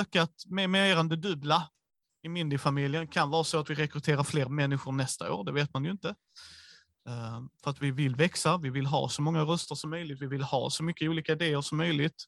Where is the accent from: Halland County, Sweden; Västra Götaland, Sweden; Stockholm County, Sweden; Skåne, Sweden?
Skåne, Sweden; vi är skåningar